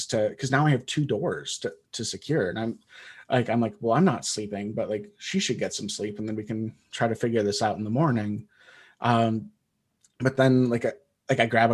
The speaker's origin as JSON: {"language": "English", "region": "Wisconsin", "country": "United States", "tie": "born or raised there", "said": "I grew up in Wisconsin."}